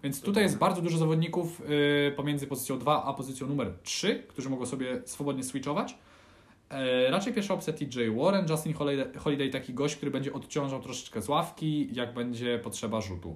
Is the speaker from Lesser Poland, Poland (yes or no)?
no; Puławy, Lublin Voivodeship, Poland; ja się wychowywałem w Puławach.